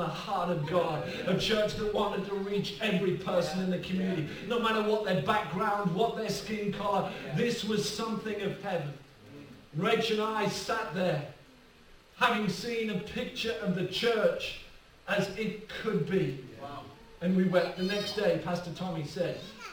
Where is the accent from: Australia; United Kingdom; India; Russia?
United Kingdom; Rushyford, North East England; I'm from County Durham. I'm from a little village called Rushy Ford